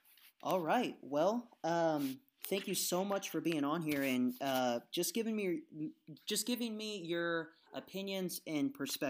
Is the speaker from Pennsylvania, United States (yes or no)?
no; Indiana, United States; I'm from Indiana.